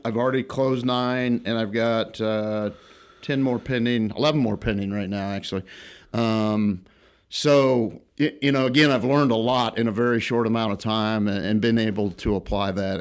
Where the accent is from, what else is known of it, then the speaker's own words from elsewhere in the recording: Illinois, United States; moved away as an adult; originally born and raised in Illinois, not too far from here